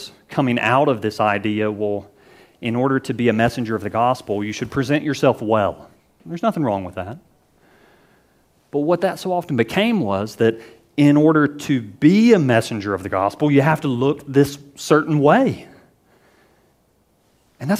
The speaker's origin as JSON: {"language": "English", "region": "the American South", "country": "United States", "tie": "born or raised there", "said": "I grew up in the American South"}